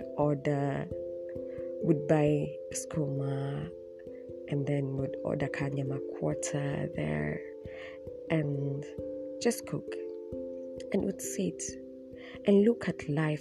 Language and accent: English; Nairobi, Kenya; I'm from Dandora